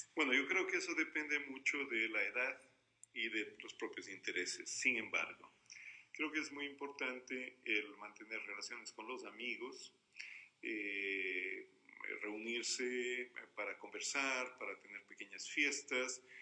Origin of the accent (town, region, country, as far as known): Cuenca, Azuay, Ecuador